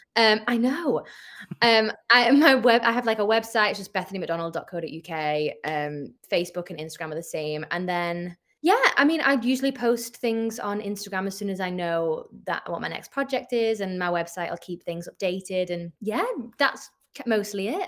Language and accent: English; St Helens, North West England, United Kingdom; I'm British